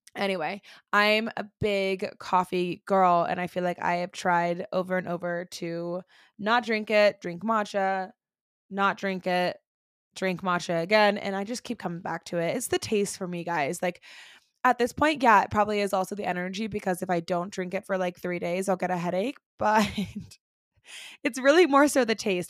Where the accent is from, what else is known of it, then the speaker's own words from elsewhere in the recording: Orlando, Florida, United States; now in Denver, United States; I am originally from Orlando, Florida. I currently live in Denver, Colorado, again, with my husband and my two baby boys, but we were born and raised in Orlando, Florida